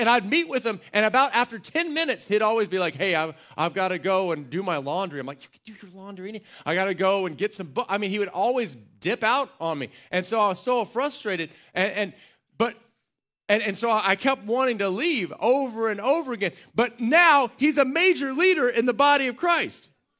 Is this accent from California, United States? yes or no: no; Waco, Texas, United States; I'd say Waco, people go, ugh. I finally just said, I'm from Central Texas.